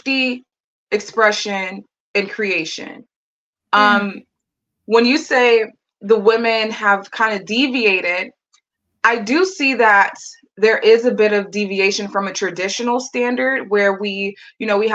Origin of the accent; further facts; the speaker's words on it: United States; as an American woman